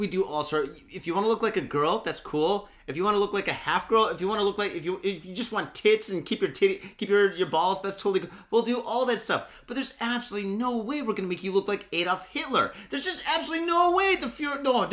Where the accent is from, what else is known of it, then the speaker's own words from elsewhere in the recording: Midwest, United States; I grew up in the Midwest